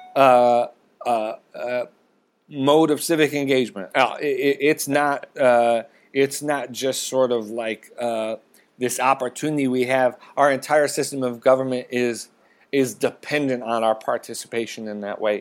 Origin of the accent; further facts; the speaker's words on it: Rust Belt, United States; I grew up in the Rust Belt